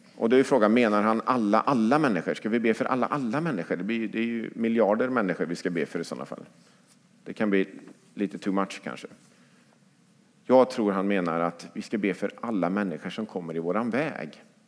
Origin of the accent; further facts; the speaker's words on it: Lidköping, Västra Götaland, Sweden; now in Skövde, Sweden; i Lidköping, där jag växte upp